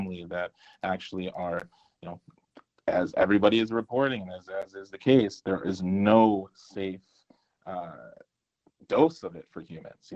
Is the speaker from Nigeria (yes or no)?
yes; Nigeria; You outed me as a Nigerian